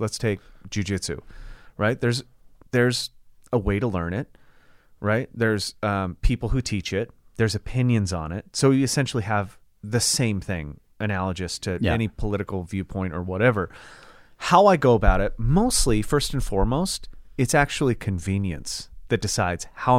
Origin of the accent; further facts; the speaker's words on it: the South, United States; Well, because I'm from the South and I don't read too good, I'm just going to read the title and that'll do it for me.